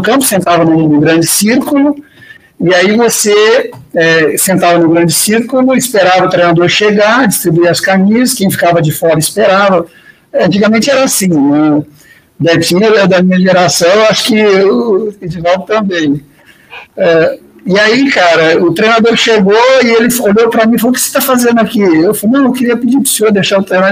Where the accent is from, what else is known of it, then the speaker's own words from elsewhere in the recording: Franca, São Paulo, Brazil; moved away as an adult; also born or lived in Japan; eu sou de Franca, perto de Ribeirão Preto, a capital do sapato, em Franca, no Brasil